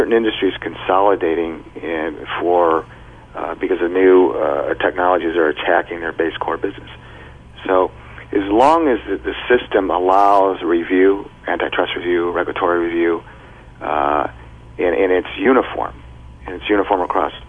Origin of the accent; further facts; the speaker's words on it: United States; an American entrepreneur and head of a billion-dollar corporation